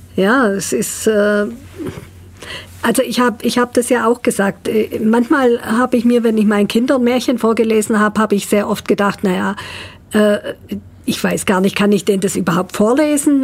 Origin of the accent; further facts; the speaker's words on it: Ulm, Baden-Württemberg, Germany; ich gebürtige Ulmerin bin